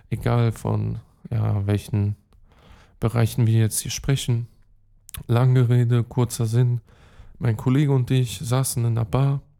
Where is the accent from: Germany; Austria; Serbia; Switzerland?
Serbia; Belgrade; German is a second language; Und ähm, dort übrigens, äh, ja, ist meine Heimat. Hm, meine Mom ist aus Pristina, Kosovo. Ich habe den serbischen Pass, Beograd, dort habe ich auch Familie, Belgrad, Belgrad äh, Hauptstadt Serbiens.